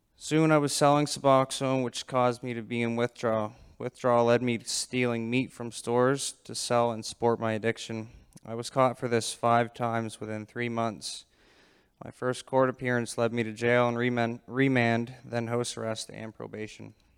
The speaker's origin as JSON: {"language": "English", "town": "Digby", "region": "Nova Scotia", "country": "Canada", "said": "I'm from Digby, Nova Scotia"}